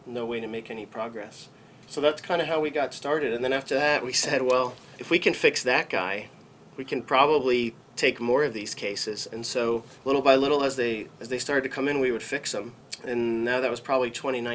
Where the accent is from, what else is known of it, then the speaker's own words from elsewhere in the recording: Paterson, New Jersey, United States; also born or lived in New York / Tucson / Boston; now in Texas, United States; growing up where I grew up in Paterson, New Jersey